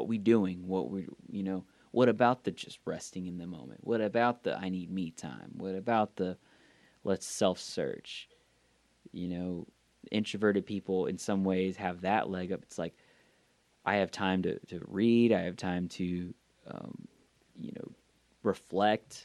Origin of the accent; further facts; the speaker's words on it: the South of the US, United States; accent: southern; sometimes the southern comes out of me.